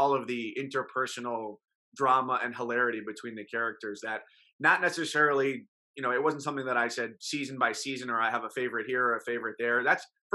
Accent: New York area, United States; moved away; if you grew up around the New York area

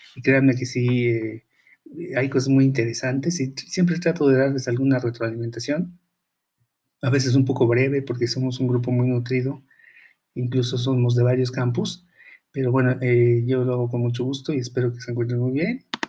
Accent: Mexico; aquí en México

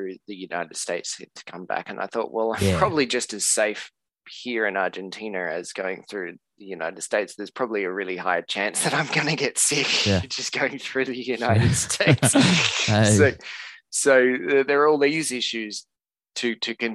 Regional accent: Western Australia, Australia; moved away as an adult; also born or lived in Margaret River; now in South America; I'm from Western Australia

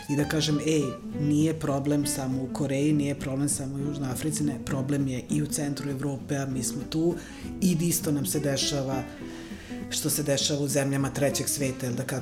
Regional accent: Novi Sad, Vojvodina, Serbia; born or raised there; also born or lived in Valjevo

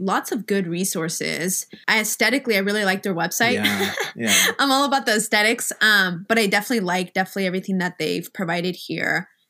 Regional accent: Kansas, United States; I'm also from Kansas.

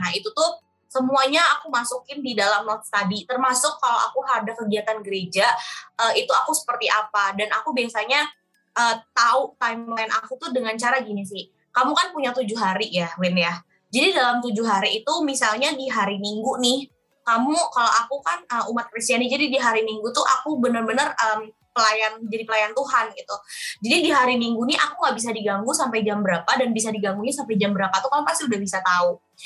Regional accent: Indonesia; aku jawab dari Indonesia

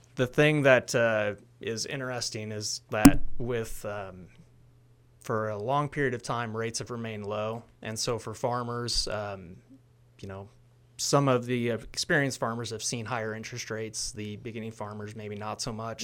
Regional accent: Hamilton, Illinois, United States; I'm originally from Hamilton, Illinois

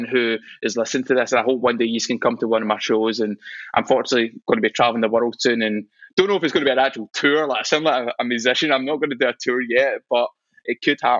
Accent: Scotland, United Kingdom; I'm proud of being Scottish

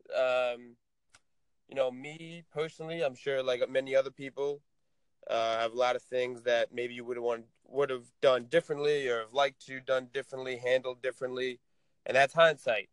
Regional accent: Tenafly, New Jersey, United States; I'm from Tenafly, New Jersey

